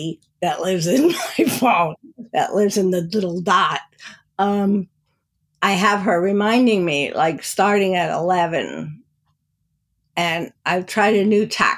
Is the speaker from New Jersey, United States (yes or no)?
yes; New Jersey, United States; moved away; I grew up in New Jersey